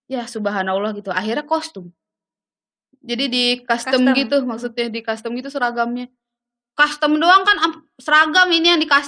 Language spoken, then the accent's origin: Indonesian; Padang, West Sumatra, Indonesia; moved away as an adult; now in Jakarta, Indonesia; kayak gue kan dari Padang ke Jakarta jujur gue tuh nggak tahu jablay itu dulu apa